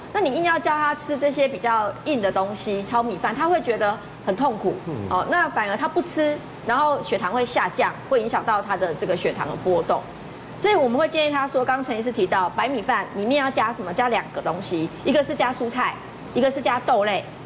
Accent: Taiwan; 像我们台湾人不太喜欢吃冷饭嘛

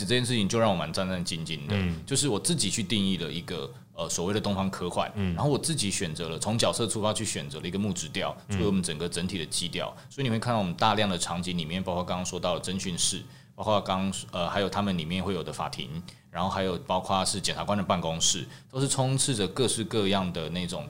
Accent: Taiwan; 就是我们台湾人的美感会不会其实还是往哪个方向去？

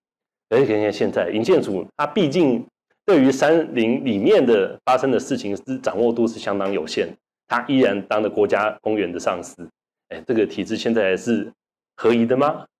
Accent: Taiwan; 对我们汉民族来讲，或者对我们台湾人来讲，

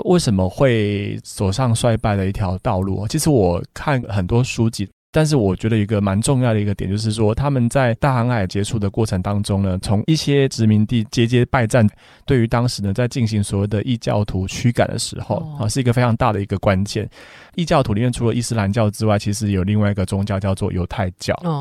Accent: Taiwan; 口感其实跟我们台湾的也比较接近

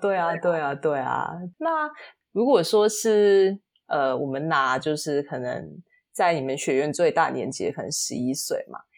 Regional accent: Singapore; 我是新加坡人嘛

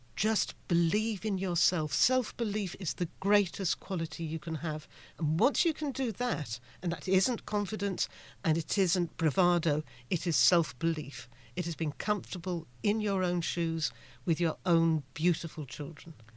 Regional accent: United Kingdom; I'm from the United Kingdom

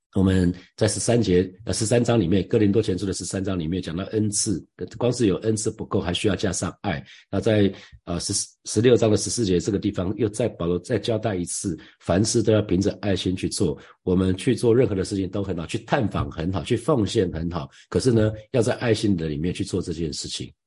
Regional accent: Taiwan; 我从台湾来

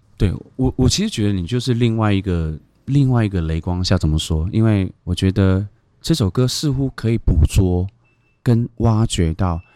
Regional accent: Taimali, Taitung County, Taiwan; moved away; 我是台东太麻里大王村 出生的原住民

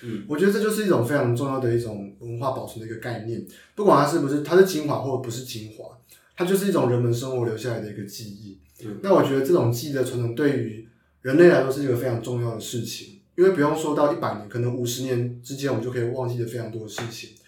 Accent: Taichung, Taiwan; now in Taipei, Taiwan; 我是台中人

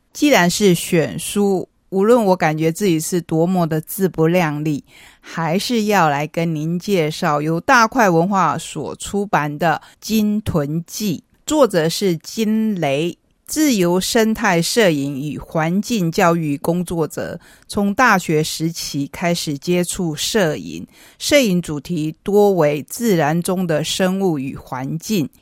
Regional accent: Taitung, Taitung County, Taiwan; 我是台东人

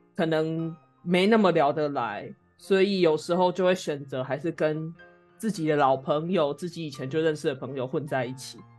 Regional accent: Taiwan; 我们两个作为台湾人

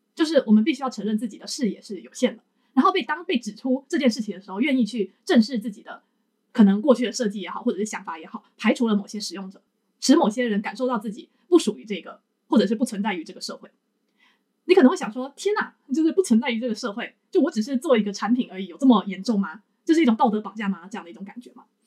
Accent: Taiwan; now in Japan; 我原本是作为台湾人置身于台湾这一的主，主流的，你说族群也好的一个社会里面

